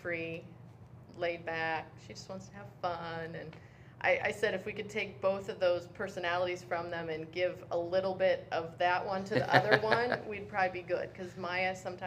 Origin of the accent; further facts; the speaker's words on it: Canal Fulton, Ohio, United States; I grew up in Canal Fulton. I went to Northwest High School